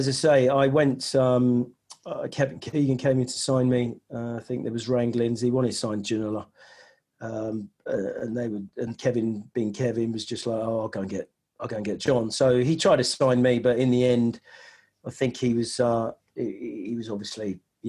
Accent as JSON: {"language": "English", "country": "Nigeria", "tie": "born there", "said": "But because I was born in Nigeria, my mum was English and my dad was Nigerian."}